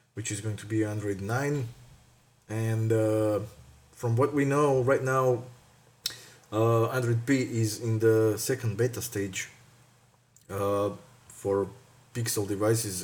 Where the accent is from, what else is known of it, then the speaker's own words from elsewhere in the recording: Croatia; moved away as an adult; also born or lived in Zagreb; now in Luxembourg; I'm coming from Croatia, but right now I am based in Luxembourg